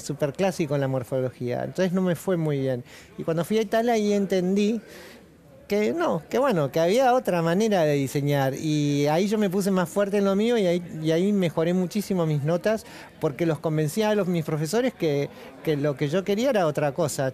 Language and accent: Spanish; Argentina; Somos latinos, somos argentinos